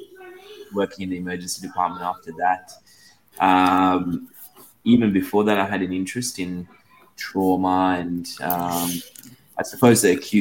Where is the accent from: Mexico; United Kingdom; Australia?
Australia; also born or lived in Sri Lanka; Yeah, I was born in Sri Lanka. I moved to Australia when I was 10 years old, then finished high school and did a degree in law